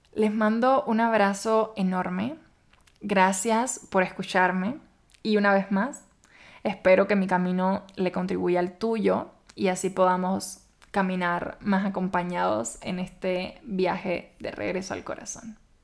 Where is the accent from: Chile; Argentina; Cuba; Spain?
Cuba; moved away as an adult; now in Mexico; en mi país la verdad no es costumbre ni cultura hacer eso